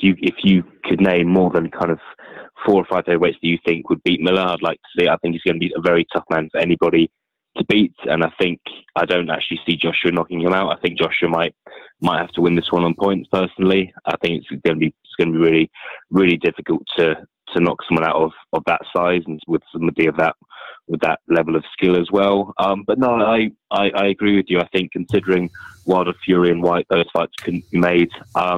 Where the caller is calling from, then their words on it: London, United Kingdom; calling from London.